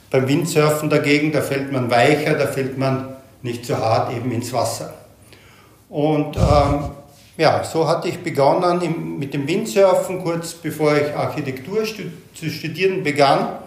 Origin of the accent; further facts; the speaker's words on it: Graz, Styria, Austria; Ich fange mal ganz von vorne an. Ich bin vor 59 Jahren in Graz im beschaulichen Österreich geboren. Dort hatte ich eine sehr erlebnisreiche und vor allem sehr bewegte Jugend genossen